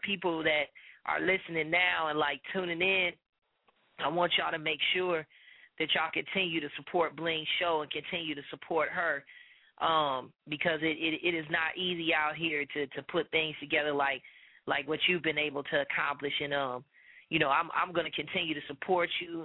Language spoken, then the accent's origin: English; Chicago, Illinois, United States; moved away; my hometown in Chicago